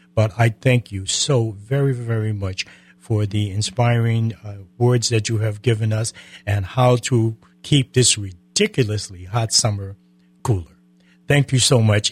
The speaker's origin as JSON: {"language": "English", "region": "Connecticut", "country": "United States", "moved": "yes", "lives_now": "Florida, United States", "said": "I'm from Connecticut"}